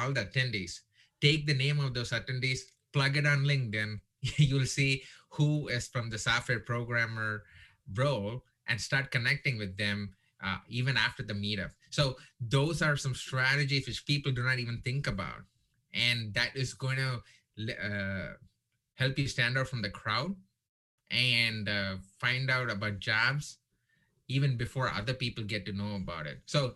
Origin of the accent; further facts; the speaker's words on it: India; now in Texas, United States; I'm Indian